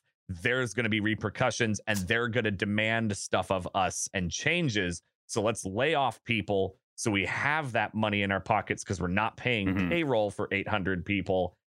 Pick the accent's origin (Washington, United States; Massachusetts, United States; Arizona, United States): Washington, United States; Seattle; And like, I'm from Seattle and know what Microsoft does.